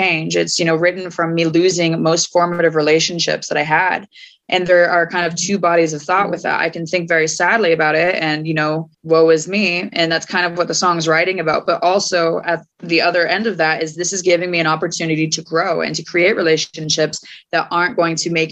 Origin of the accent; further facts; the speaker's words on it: Fort Collins, Colorado, United States; moved away as an adult; also born or lived in Portland, Oregon / Gold Hill, Oregon / Philadelphia / New Jersey; I went from my hometown of Fort Collins up to Portland, Oregon